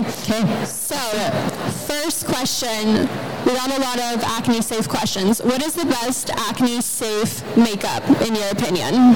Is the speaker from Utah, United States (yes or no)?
no; Arizona, United States; I'm from Arizona.